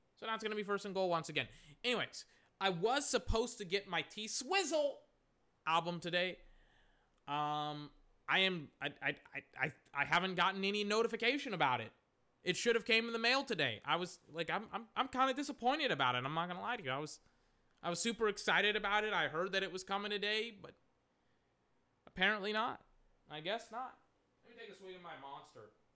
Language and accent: English; Texas, United States; I'm from Texas.